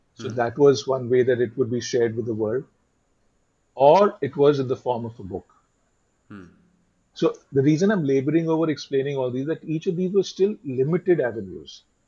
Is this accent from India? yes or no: yes; Delhi, India; also born or lived in Mumbai; I was brought up in Delhi, and I've worked in Delhi and Bombay in advertising